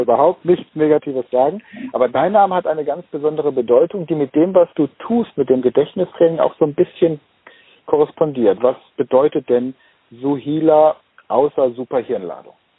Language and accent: German; Germany; als Deutscher